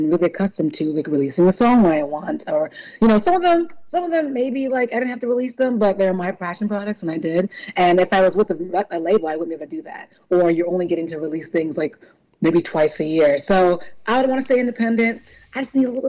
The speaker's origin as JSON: {"language": "English", "town": "New Orleans", "region": "Louisiana", "country": "United States", "tie": "born or raised there", "also_born_or_lived": "California / New York", "moved": "yes", "lives_now": "Philadelphia, United States"}